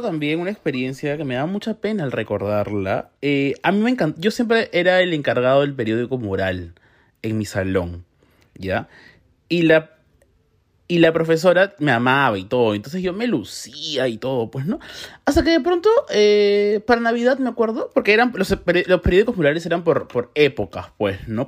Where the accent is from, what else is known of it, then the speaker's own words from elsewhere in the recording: Peru; como peruano